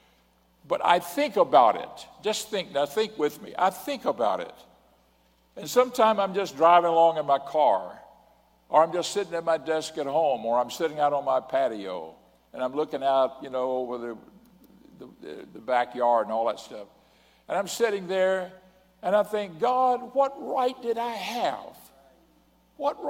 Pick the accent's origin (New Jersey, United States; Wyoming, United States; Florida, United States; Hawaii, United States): Florida, United States; Pensacola; I was born in Pensacola, Florida